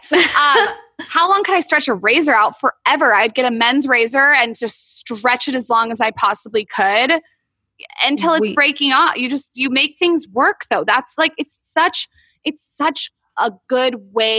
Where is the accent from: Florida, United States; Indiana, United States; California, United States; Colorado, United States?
California, United States; San Diego; moved away as an adult; also born or lived in West Hollywood; now in Los Angeles, United States; we're new to LA because we're from San Diego.